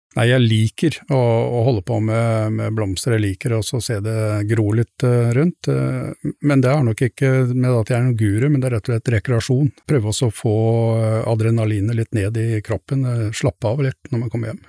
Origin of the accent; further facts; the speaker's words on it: Dokka, Innlandet, Norway; moved away as an adult; now in Stord, Norway; Jeg kommer ifra Dokka, et eh, sted oppe mellom Gjøvik og Lillehammer